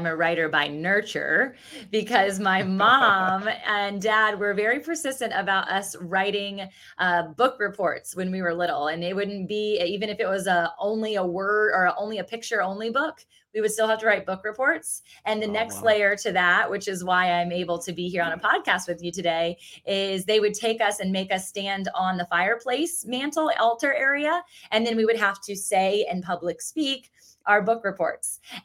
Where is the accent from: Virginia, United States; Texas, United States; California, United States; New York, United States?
Virginia, United States; Virginia Beach; I grew up in Virginia Beach, Virginia, which is also where I currently reside. So I'm a born and raised beach baby